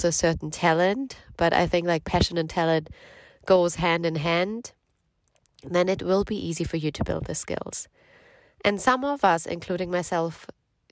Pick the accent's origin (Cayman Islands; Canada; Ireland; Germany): Germany; now in United Kingdom; I'm from Germany originally, but we both live in the UK right now